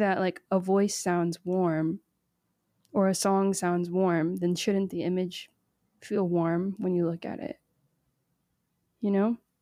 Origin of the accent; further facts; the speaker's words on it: Miami, Florida, United States; also born or lived in Nashville / Trinidad and Tobago; now in West Hollywood, United States; I grew up in Miami on the boat on the weekends